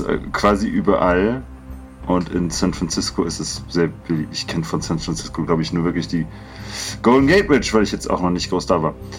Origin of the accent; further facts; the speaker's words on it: Alsbach-Hähnlein, Hesse, Germany; Es gibt als Bahrenland, wo ich herkomme, gibt es kein, kein Chinatown